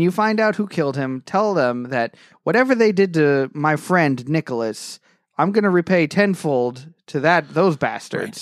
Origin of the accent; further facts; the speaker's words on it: England, United Kingdom; now in United States; in England, my, my home country